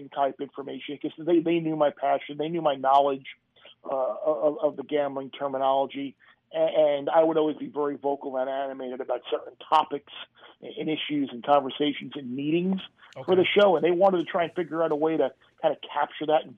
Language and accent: English; Long Island, New York, United States; also born or lived in Miami; I'm from Long Island